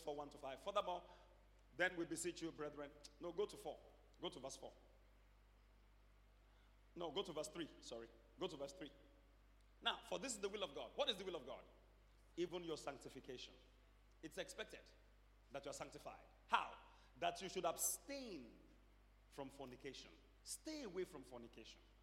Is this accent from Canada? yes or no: no; Nigeria